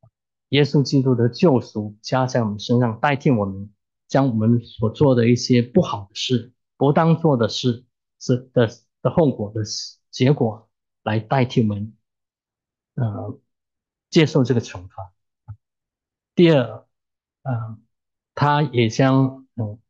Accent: China; 可能中国人我们中国人在造字的时候。可能对认识神还是有些概念

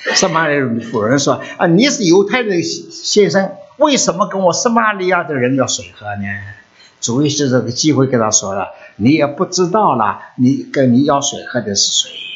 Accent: China; now in United States; 我们已经离开了中国的国度了，来到美国的国度里头活着了

